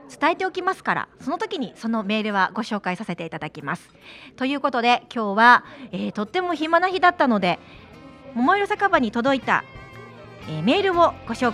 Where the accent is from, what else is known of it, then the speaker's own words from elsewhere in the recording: Amakusa, Kumamoto, Japan; 私天草出身なんで